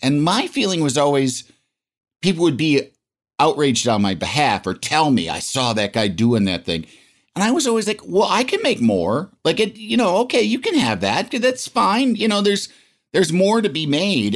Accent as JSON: {"language": "English", "town": "Yorkville", "region": "Illinois", "country": "United States", "tie": "born or raised there", "moved": "yes", "said": "I was from Yorkville, Illinois, population, I don't know, like seventy-five hundred, I think, when I was there"}